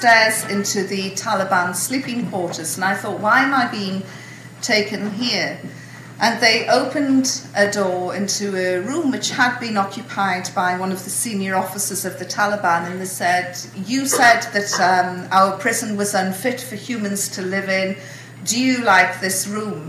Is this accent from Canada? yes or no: no; United Kingdom; I'm British